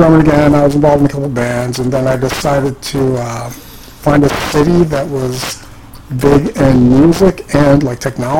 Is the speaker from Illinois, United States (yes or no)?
yes; Central Illinois, United States; moved away as an adult; also born or lived in Chicago; now in Seattle, United States; I come from Central Illinois, which is a pretty conservative.